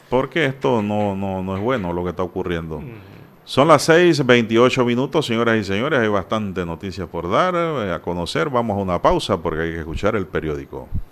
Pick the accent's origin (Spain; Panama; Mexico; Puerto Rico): Panama; Yo no soy español puro ni alemán. Aquí somos crisol de raza